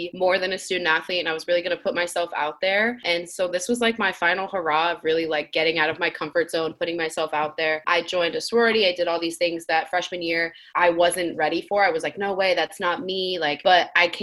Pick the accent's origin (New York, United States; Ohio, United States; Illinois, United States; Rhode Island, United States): Rhode Island, United States; moved away as an adult; I'm from Rhode Island, a really small place